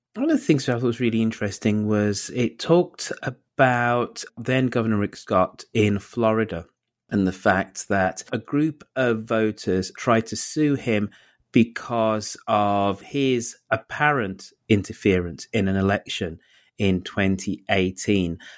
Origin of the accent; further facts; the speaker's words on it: United Kingdom; now in United States; I'm an American in training because I'm, cause I'm British